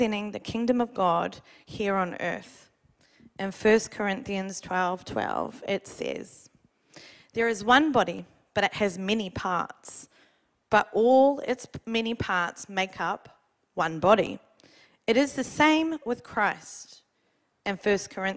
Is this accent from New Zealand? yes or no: yes; New Zealand; now in Australia; Being a Kiwi